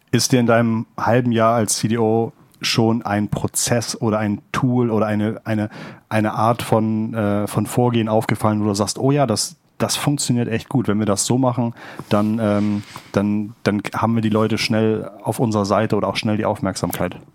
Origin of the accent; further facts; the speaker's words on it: Hamburg, Germany; ich komme ich komm aus Hamburg.